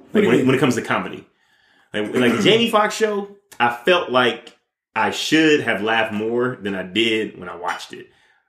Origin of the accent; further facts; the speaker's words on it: Detroit, Michigan, United States; I grew up in Detroit. I didn't grow up in fucking Bel-Air. I grew up in inner city Detroit, Michigan.